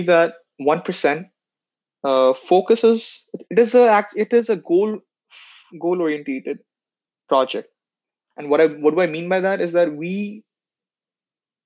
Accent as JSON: {"language": "English", "region": "Dar es Salaam", "country": "Tanzania", "tie": "born or raised there", "also_born_or_lived": "India", "moved": "yes", "lives_now": "Canada", "said": "I was born in India, but I have spent half of my childhood in a country called Tanzania, Dar es Salaam."}